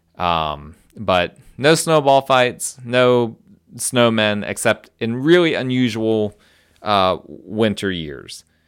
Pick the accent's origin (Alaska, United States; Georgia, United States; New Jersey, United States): New Jersey, United States; now in Greenville, United States; I'm from New Jersey